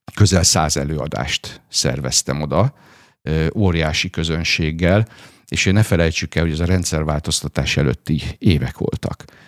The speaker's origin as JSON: {"language": "Hungarian", "town": "Veszprém", "region": "Veszprém County", "country": "Hungary", "tie": "born or raised there", "also_born_or_lived": "Szombathely", "moved": "as an adult", "said": "én Veszprémben születtem, ott is nőttem fel, ott érettségiztem a Lovasi László gimnáziumban"}